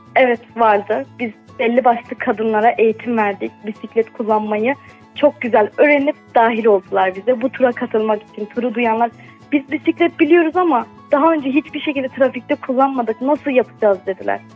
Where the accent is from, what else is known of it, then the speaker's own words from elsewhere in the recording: Şanlıurfa, Turkey; bir Urfalı olarak